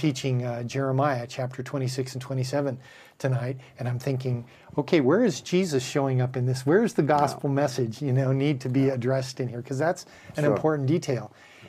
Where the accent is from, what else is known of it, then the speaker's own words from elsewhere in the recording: Bellflower, California, United States; I was born in Bellflower